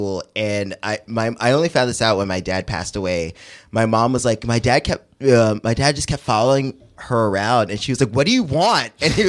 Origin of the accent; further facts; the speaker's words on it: New York City, New York, United States; I was born in Brooklyn. I was born in Flatbush specifically. And lived in Flatbush from when I was a baby to 12 years old.